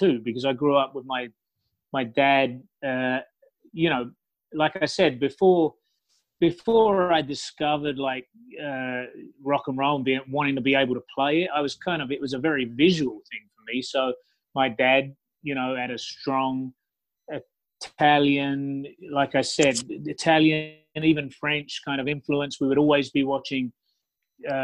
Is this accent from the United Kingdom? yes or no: yes; United Kingdom; moved away as an adult; now in Los Angeles, United States; I'm from London, pretty much, from England, just outside of London. You know, so I grew up near one of the biggest cultural cities in the world